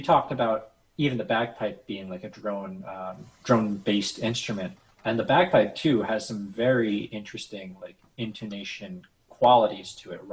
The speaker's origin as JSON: {"language": "English", "country": "United States", "said": "we as American musicians"}